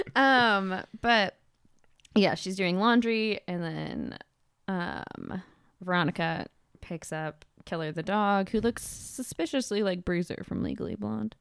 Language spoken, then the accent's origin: English; California, United States; born or raised there